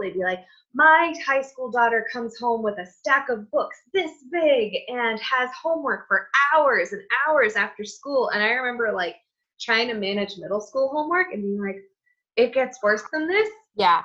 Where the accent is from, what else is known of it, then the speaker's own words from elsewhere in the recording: United States; my culture as an American, like we hug